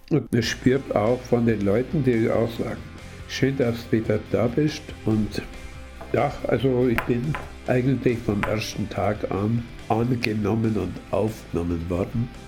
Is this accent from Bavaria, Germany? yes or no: yes; Wiggensbach, Bavaria, Germany; Ich bin seit Oktober hier in Wickensbach wieder, bin ein gebürtiger Wickensbacher